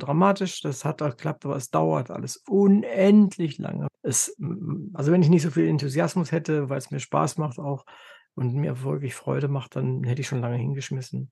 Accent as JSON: {"language": "German", "country": "Germany", "said": "für uns als Deutsche"}